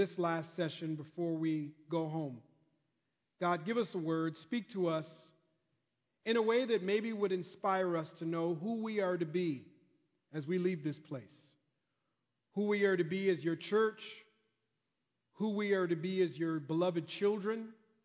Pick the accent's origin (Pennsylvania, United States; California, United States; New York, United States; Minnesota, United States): Minnesota, United States; I'm from Minnesota, so I kind of know that Midwest Minnesota culture